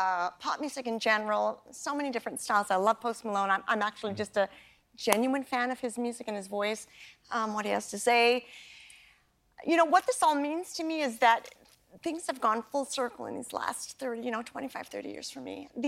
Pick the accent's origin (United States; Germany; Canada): Canada; I have a long history with trains from my childhood growing up in Canada.